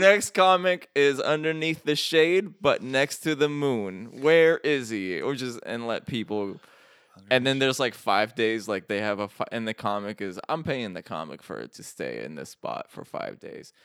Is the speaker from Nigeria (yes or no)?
no; Iraq; moved away; I'm from Iraq